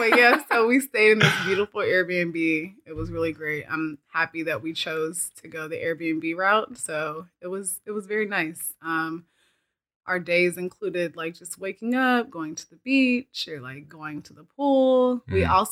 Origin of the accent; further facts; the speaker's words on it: South Africa; but usually like I'm from South Africa. So normally like when I go to South, my parents live there.